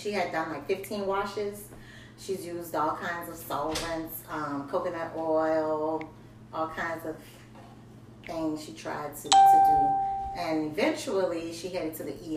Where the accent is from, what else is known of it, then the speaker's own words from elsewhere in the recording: New Orleans, Louisiana, United States; I'm from New Orleans